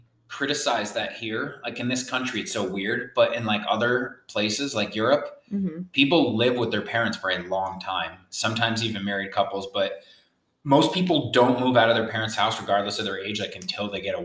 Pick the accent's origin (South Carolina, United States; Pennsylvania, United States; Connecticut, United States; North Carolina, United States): Connecticut, United States; I grew up in Connecticut